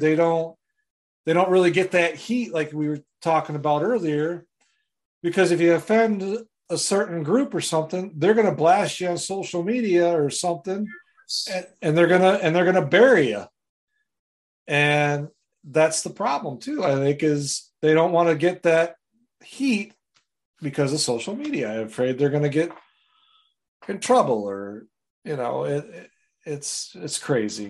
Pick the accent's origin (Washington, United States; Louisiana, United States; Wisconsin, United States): Wisconsin, United States; I'm from Wisconsin